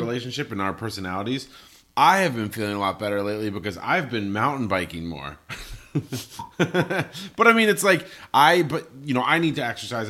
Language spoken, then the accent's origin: English; Colorado, United States; moved away; I grew up in Colorado